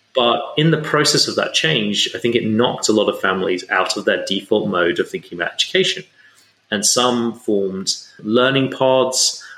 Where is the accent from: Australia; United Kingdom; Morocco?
United Kingdom; England; I grew up in England